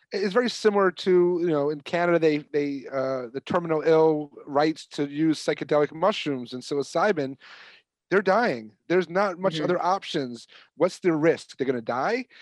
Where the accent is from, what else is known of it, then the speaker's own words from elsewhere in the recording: New York, United States; I'm from New York